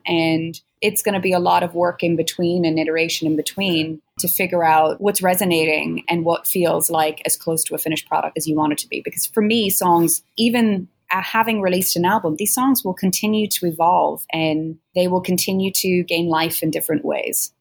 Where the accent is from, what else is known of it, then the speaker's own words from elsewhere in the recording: Ireland; both being Irish musicians